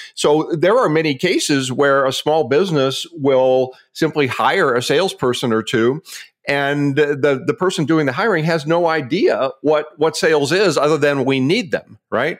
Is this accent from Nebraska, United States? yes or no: yes; Omaha, Nebraska, United States; moved away as an adult; now in Scottsdale, United States; I'm formally from Omaha, Nebraska, split time there for, for a number of years, but, uh, made this permanent about ten years ago